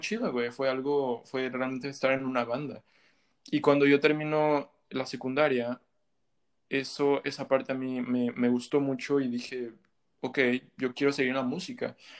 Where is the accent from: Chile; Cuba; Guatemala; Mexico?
Mexico; moved away as an adult; also born or lived in Montreal, Canada; now in Canada; Sí, yo nací, yo nací aquí en Canadá, en Montreal. Y a los cuatro o cinco años me regresé a México, pues mis, mis papás, mis dos papás son mexicanos.